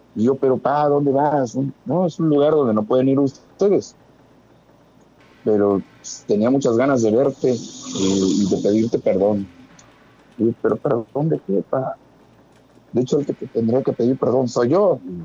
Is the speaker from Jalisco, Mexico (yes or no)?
no; Mexico City, Mexico; moved away; Yo soy de la Ciudad de México